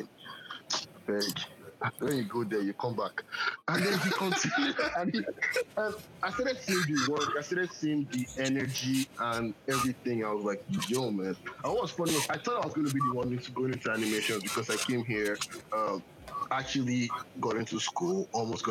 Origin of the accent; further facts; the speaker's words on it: Nigeria; now in Oakland, United States; I'm Nigerian